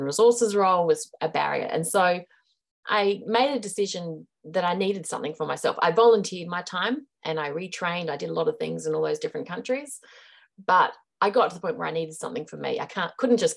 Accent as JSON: {"language": "English", "country": "Australia", "also_born_or_lived": "Hong Kong / India / Chongqing, China", "moved": "as an adult", "lives_now": "New Zealand", "said": "I am Australian. I'm currently living in New Zealand."}